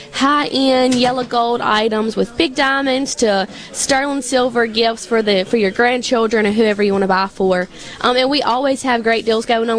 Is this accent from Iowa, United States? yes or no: no; Benton, Mississippi, United States; I'm actually from Benton, Mississippi